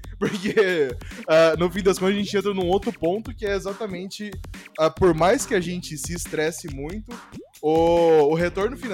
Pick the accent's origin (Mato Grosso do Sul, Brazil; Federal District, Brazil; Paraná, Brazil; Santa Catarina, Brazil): Mato Grosso do Sul, Brazil; Campo Grande; eu vim né, do interiorzão, né? Eu, eu vim de Campo Grande, Mato Grosso do Sul